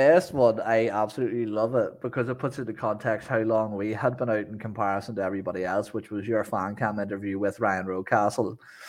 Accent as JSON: {"language": "English", "region": "Northern Ireland", "country": "United Kingdom", "said": "I'm Irish."}